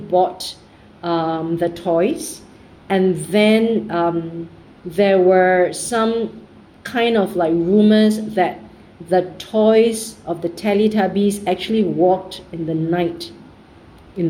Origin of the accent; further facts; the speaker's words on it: Singapore; I'm from Singapore